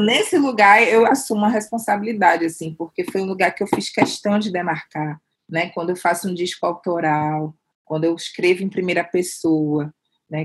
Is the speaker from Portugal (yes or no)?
no; Salvador, Bahia, Brazil; moved away as an adult; now in São Paulo, Brazil; eu vim baiana, sabe, eu não quis ser outra coisa a não ser baiana e negra